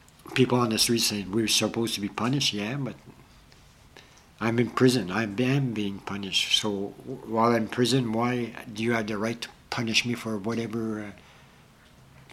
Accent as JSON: {"language": "English", "region": "Ontario", "country": "Canada", "said": "I'm from Ontario"}